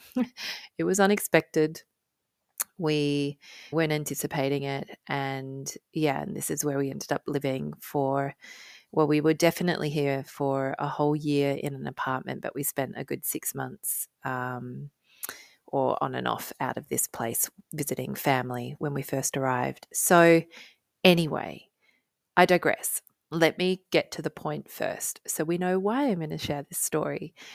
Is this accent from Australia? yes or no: yes; Australia; now in United Kingdom; as an Australian